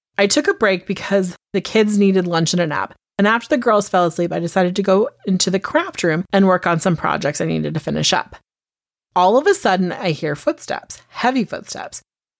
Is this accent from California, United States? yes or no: yes; California, United States; I'm from Northern California, and I grew up hearing whispers in my high school about the lady in the box. Yeah, I come from that town.